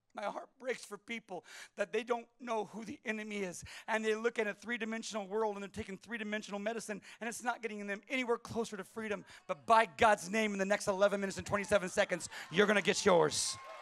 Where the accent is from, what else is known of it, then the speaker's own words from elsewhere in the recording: California, United States; moved away; I was from California.